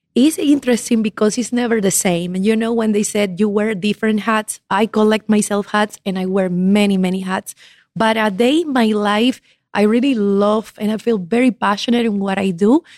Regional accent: Ecuador; moved away as an adult; also born or lived in Havana, Cuba; now in United States; I was born in La Habana, Cuba, grew up in Ecuador

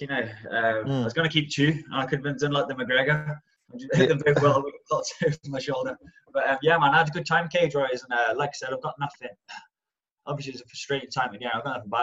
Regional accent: Birmingham, West Midlands, United Kingdom; also born or lived in Stafford; I grew up around Birmingham, so I was born in a place called Stafford, and I just grew up on the outskirts of Birmingham

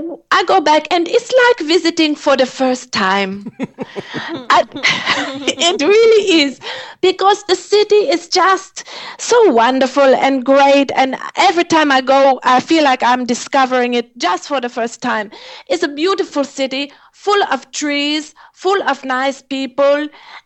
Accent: Germany; I'm a different kind of German

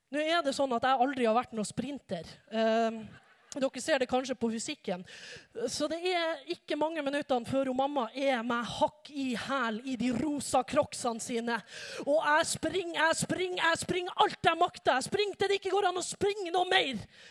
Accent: Norway; Jeg har vokst opp i en ganske vanlig familie i ei ganske vanlig bygd i Utkant-Norge

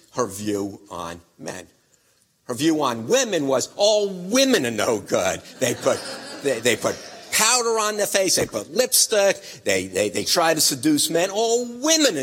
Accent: Wisconsin, United States; I'm from Wisconsin.

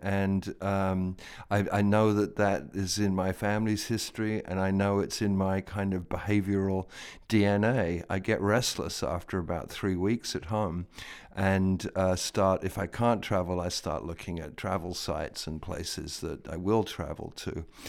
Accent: London, United Kingdom; now in United States; I was born in London, And I was born not far from Regent's Park in London

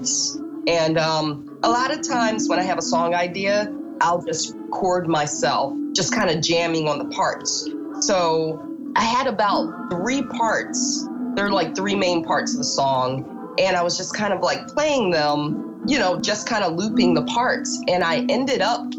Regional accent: Philadelphia, Pennsylvania, United States; now in Brooklyn, United States; I'm from Philadelphia originally, but now I live in Brooklyn.

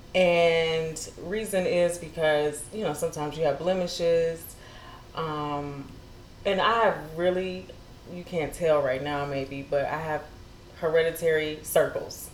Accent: Detroit, Michigan, United States; moved away as an adult; also born or lived in Miami / Atlanta; now in California, United States; I grew up in Detroit, Michigan

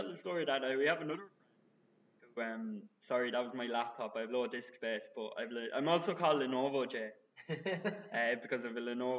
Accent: Kildare, Leinster, Ireland; moved away as an adult; now in Dublin, Ireland; I am a culty from Kildare, who moved to the big city, which is Dublin.

